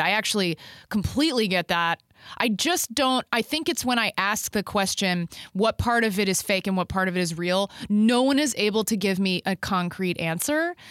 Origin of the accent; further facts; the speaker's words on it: Dallas, Texas, United States; I grew up in Texas, And, um, I grew up in Dallas